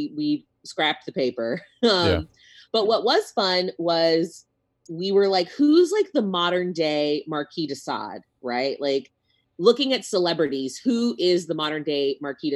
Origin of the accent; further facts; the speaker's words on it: Corpus Christi, Texas, United States; I grew up in Corpus Christi, which is very like Washington Heights.